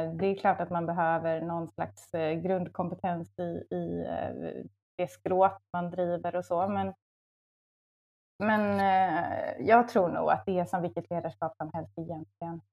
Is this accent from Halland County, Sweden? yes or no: yes; Varberg, Halland County, Sweden; moved away as an adult; also born or lived in Luleå; now in Stockholm, Sweden; jag är från eh, västkusten, från Varberg.